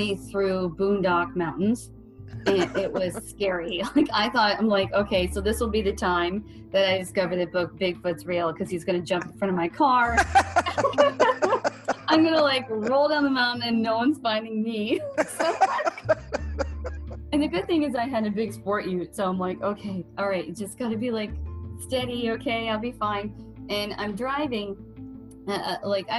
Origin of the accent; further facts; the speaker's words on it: Ohio, United States; I'm from Ohio and I'm in Arkansas